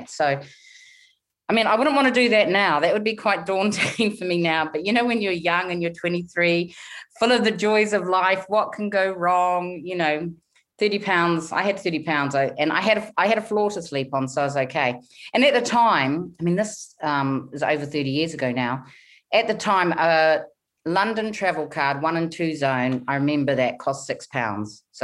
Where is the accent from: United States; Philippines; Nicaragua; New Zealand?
New Zealand; now in United Kingdom; But in the UK, most people can pick up that I'm either New Zealand or Australian. So, yeah, I'm from New Zealand. That's where I started out. I started out in small town New Zealand, um, grew up.